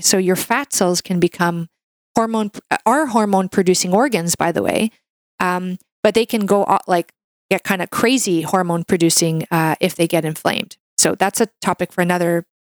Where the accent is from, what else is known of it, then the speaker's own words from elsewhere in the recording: Canada; I'm a Canadian medical doctor